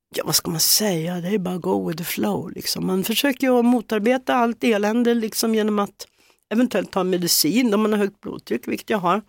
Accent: Hälsingland, Gävleborg County, Sweden; born or raised there; moved away; also born or lived in Solna, Sweden

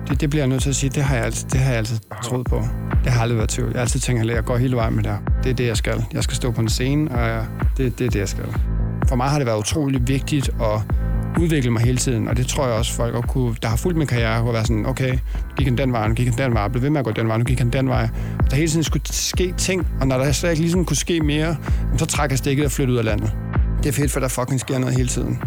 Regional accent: Aarhus, Central Denmark Region, Denmark; also born or lived in Copenhagen, Denmark; now in Los Angeles, United States; jeg er jo fra Aarhus, og jeg elsker Aarhus

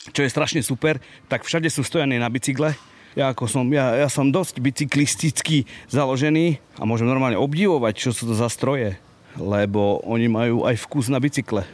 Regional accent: Slovakia; Ako rodinný Bystričan

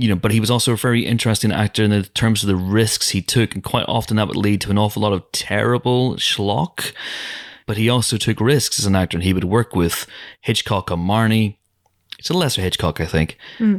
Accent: Northern Ireland, United Kingdom; I'm from Northern Ireland

